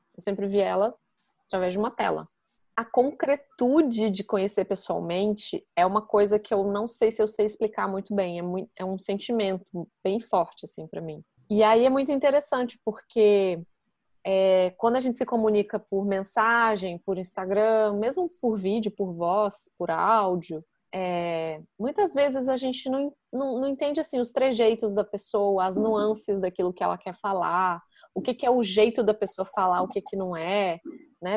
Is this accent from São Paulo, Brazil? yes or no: no; Brasília, Federal District, Brazil; moved away as an adult; now in London, United Kingdom; eu sou de Brasília, Fernanda também e Sofia também